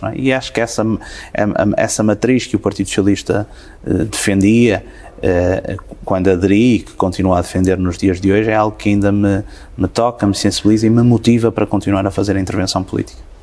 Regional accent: Guimarães, Norte, Portugal; proveniente de lá da minha terra

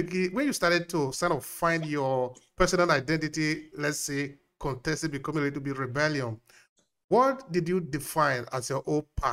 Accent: Nigeria; now in Italy; I grew up in Nigeria, but now I'm in Italy

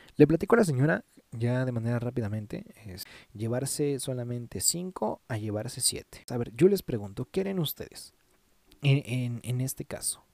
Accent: Mexico; somos buenos mexicanos

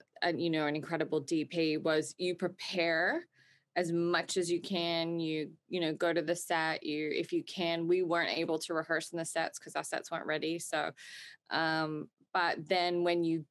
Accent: Australia; I grew up in Australia

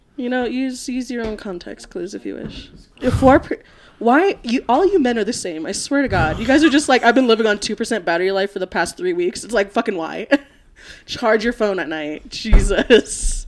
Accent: Florida, United States; now in Colorado, United States; I am from Florida.

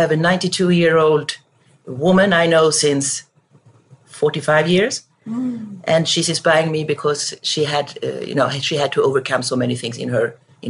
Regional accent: Sweden; moved away as an adult; also born or lived in France / Belgium / Germany; now in Canada; So I'm Swedish. And of course, I was raised in Sweden.

